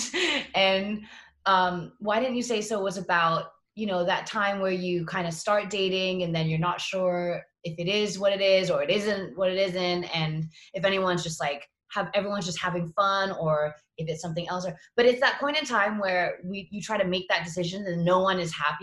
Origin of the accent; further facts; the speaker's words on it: Singapore; moved away as an adult; also born or lived in Boston / New York / Los Angeles; growing up in Singapore